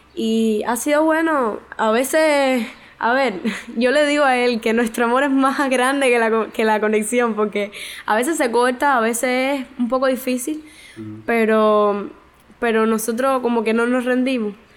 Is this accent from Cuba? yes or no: yes; Santa Clara, Villa Clara, Cuba; soy de Santa Clara, de la Iglesia de la Vigilia de los Pinos Nuevos.